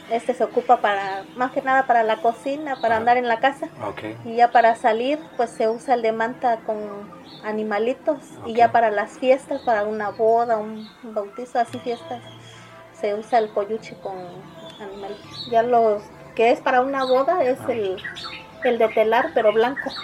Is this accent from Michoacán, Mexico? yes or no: no; Santa María Zacatepec, Oaxaca, Mexico; Mi pueblo, el Tapanco, es 100% indígena, tacuate